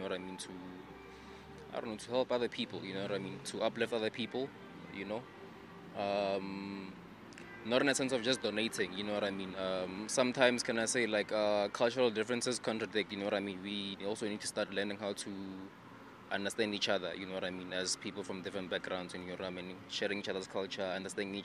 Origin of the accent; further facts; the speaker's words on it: South Africa; I'm from South Africa